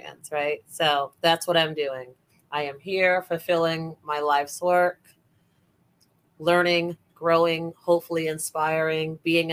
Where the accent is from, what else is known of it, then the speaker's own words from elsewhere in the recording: New York City, New York, United States; also born or lived in Bronx, New York; now in Orlando, United States; I was born in Bronx Lebanon Hospital, but raised in Brooklyn mainly.